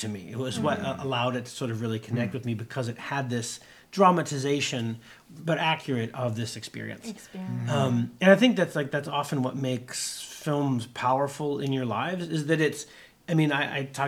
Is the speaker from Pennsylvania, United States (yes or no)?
yes; near Pittsburgh, Pennsylvania, United States; I grew up near Pittsburgh